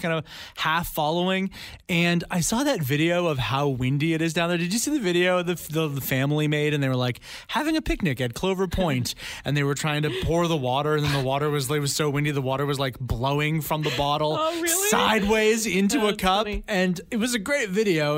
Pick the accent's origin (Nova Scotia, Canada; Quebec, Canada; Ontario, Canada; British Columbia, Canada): British Columbia, Canada; Langley; I grew up out in Langley, which is like the Langford of the mainland